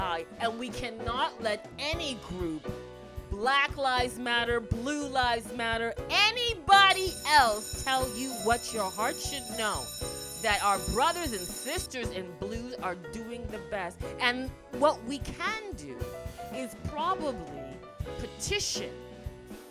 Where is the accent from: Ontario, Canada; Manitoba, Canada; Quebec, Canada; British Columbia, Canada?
Ontario, Canada; Toronto; I grew up in Toronto